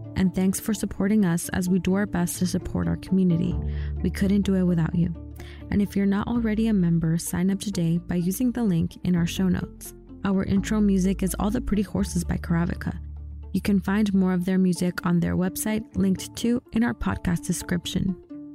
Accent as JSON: {"language": "English", "town": "New York City", "region": "New York", "country": "United States", "tie": "born or raised there", "said": "my hometown, Corona, Queens"}